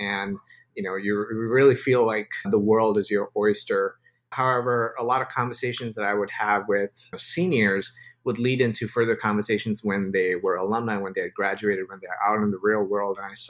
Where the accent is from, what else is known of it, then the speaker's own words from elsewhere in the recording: Dubai, United Arab Emirates; also born or lived in India / Yemen / Spain; now in United States; So I was born in India, grew up in Dubai, lived in Yemen and Spain, and now finally reside in the US.